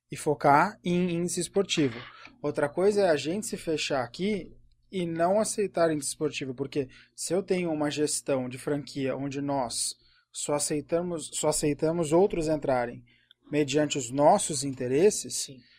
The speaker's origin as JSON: {"language": "Portuguese", "town": "Cleveland", "region": "Ohio", "country": "United States", "second_language": "Portuguese", "said": "Então, é de Cleveland, eu sou de Cleveland."}